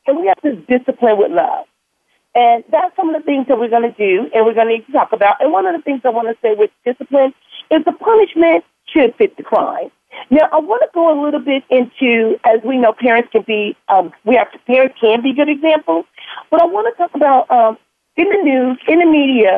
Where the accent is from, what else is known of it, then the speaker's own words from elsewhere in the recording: Compton, California, United States; And I remember even growing up in Compton with my grandmother.